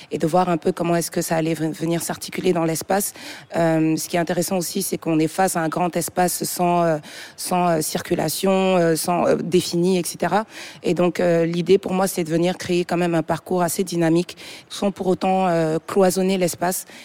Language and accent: French; Togo; also born or lived in Senegal / Montreal; J'ai grandi au Togo et je suis arrivée au Sénégal en 2017, d'où je suis originaire.